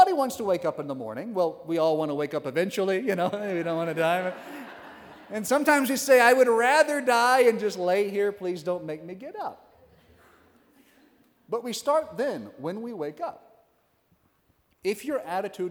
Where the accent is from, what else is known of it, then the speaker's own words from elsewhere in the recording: Western Oklahoma, United States; I'm from Western Oklahoma. There's one parish in the county, so we had a hike to get there.